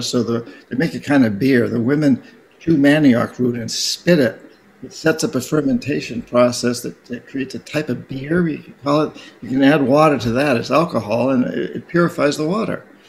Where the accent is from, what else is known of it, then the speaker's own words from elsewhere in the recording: New Hampshire, United States; I come from New Hampshire.